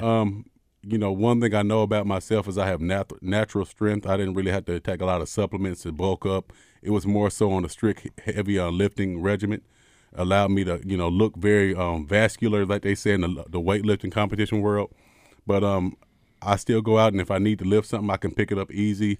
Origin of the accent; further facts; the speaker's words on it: Arkansas, United States; I'm from Arkansas.